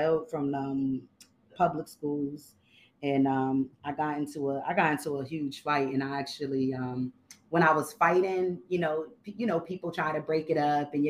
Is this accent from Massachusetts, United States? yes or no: yes; Boston, Massachusetts, United States; also born or lived in Connecticut; But I'm from Boston. Grew up here most of my life. I lived some years in CT.